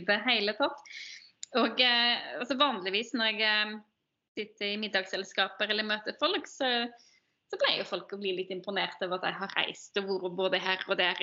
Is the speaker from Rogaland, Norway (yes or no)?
yes; Ølen, Rogaland, Norway; moved away; jeg ble født og oppvokst i Ølen kommune, som er en del av Hordaland.